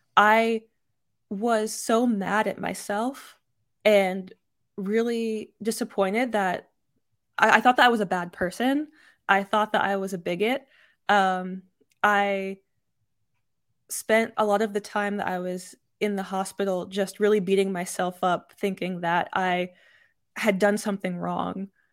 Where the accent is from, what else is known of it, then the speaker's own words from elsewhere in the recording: Texas, United States; I was raised in Texas